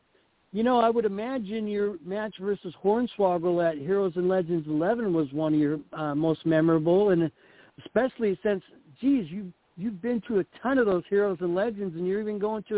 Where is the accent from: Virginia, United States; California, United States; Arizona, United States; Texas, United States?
California, United States; Los Angeles; I was born in Los Angeles.